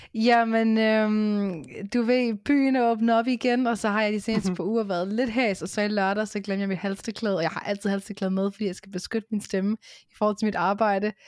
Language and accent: Danish; Hørsholm, Capital Region of Denmark, Denmark; now in Vestegnen, Denmark; jeg kommer oprindeligt fra Hørsholm